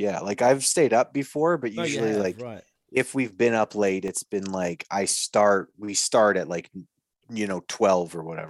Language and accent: English; Canada; I'm from Canada.